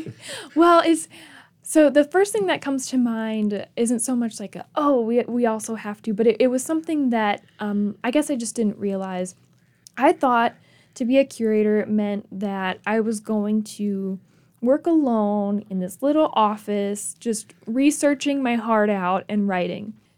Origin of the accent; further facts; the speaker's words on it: Michigan, United States; moved away as an adult; also born or lived in Grayson, Kentucky / Clemson, South Carolina; I'm from Michigan, I spent my summers in Kentucky with my family.